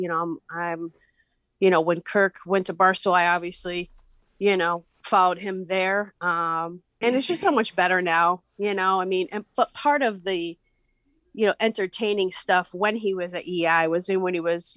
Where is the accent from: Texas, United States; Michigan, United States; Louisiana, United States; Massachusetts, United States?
Massachusetts, United States; Western; I'm from Western Mass